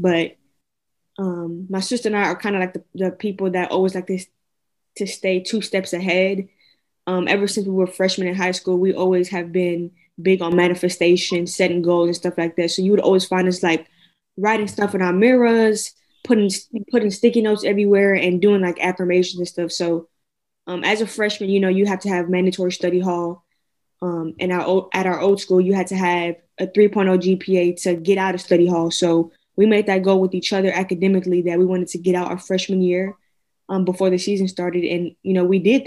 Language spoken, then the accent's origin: English; Houston, Texas, United States; moved away as an adult; now in Maryland, United States; we're originally from Houston, Houston, Texas, to be exact. We are a long ways from home